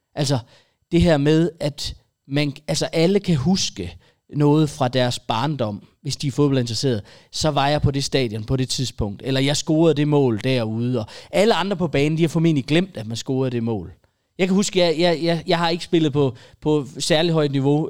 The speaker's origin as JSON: {"language": "Danish", "area": "a village just north of Aarhus", "region": "Central Denmark Region", "country": "Denmark", "tie": "born or raised there", "said": "i den landsby lidt nord for Aarhus, hvor jeg er vokset op"}